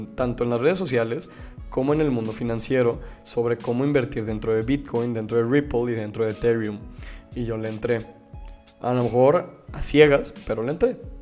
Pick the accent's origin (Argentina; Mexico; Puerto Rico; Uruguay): Mexico; Como mexicanos